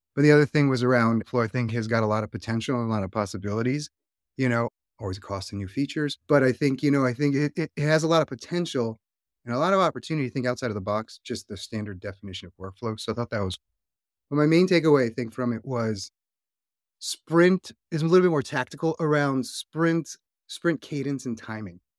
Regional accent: Hawaii, United States; also born or lived in Northeast US; now in Northeast, United States; I live in the Northeast right now, so it's not exactly the warmest time of the year, and I am from Hawaii

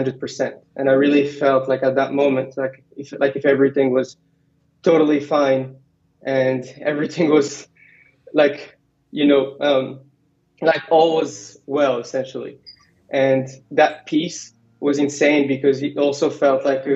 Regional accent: Morocco; English is a second language; moved away as an adult; also born or lived in Virginia / San Francisco; I was born in Virginia, but I went back to Morocco when I was one and lived most of my life there. Went to a French high school

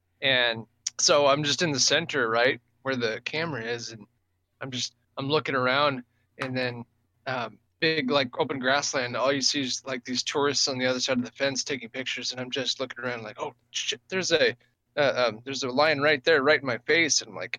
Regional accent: England, United Kingdom; born there; And I was born in England.

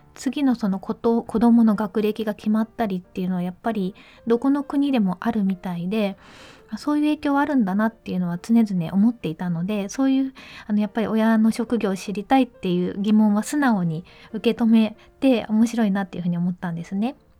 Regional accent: Mie, Japan; 小学校の時にえーと、三重県に住んでたんですけど

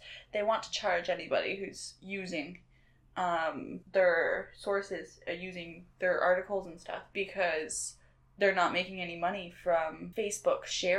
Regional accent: New Brunswick, Canada; Yeah, we're from New Brunswick

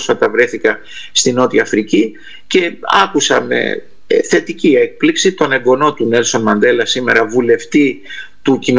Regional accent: Argentina; πατήσατε ένα πονεμένο θέμα που είναι η Αργεντινή χώρα που γεννήθηκα και μεγάλωσα και είναι και αυτή η πατρίδα μου και των γονιών μου που γεννήθηκαν εκεί.

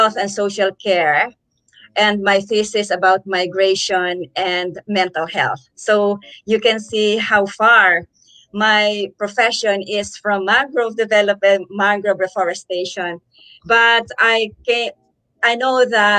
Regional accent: Hagonoy, Central Luzon, Philippines; also born or lived in London; I'm from Abulala, Sagonay, Bulacan

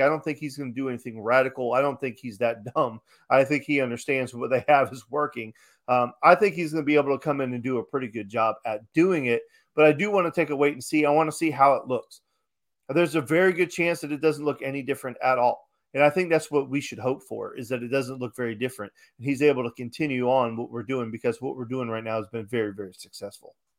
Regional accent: Chicago, Illinois, United States; I was born in Chicago

